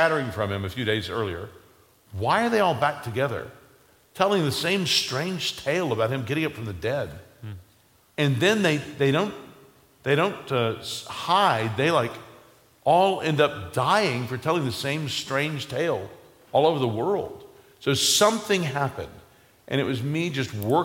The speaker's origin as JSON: {"language": "English", "country": "United States", "tie": "born or raised there", "said": "growing up in America"}